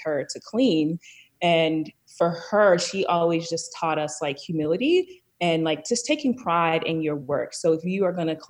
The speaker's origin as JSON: {"language": "English", "town": "Columbia", "region": "Maryland", "country": "United States", "tie": "born or raised there", "said": "I was born and raised in Columbia, Maryland, which is a planned community right outside of DC, in a suburb of Baltimore City"}